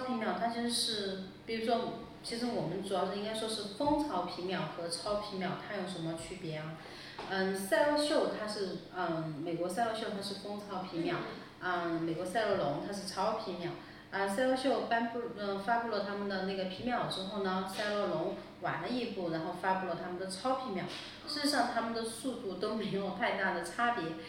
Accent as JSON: {"language": "Chinese", "region": "Sichuan", "country": "China", "accent": "Sichuanese", "said": "我们四川话说的皮翻翻"}